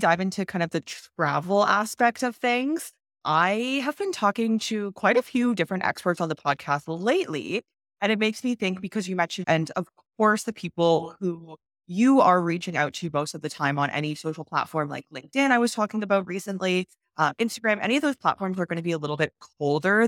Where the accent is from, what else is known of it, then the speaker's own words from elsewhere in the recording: Canada; I'm from Canada